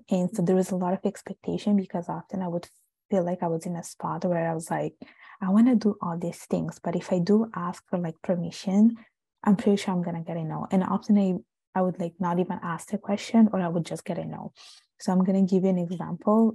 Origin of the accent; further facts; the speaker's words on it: Italy; now in Montreal, Canada; I was born and raised in Italy